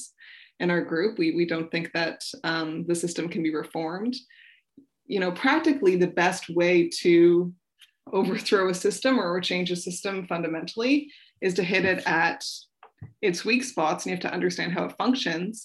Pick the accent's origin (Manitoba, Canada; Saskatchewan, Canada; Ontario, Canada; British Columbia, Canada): Ontario, Canada; Toronto; now in Winnipeg, Canada; I'm from Toronto